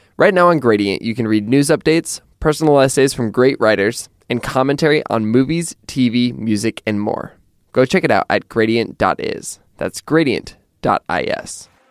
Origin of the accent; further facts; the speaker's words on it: Pullman, Washington, United States; I grew up in Pullman, Washington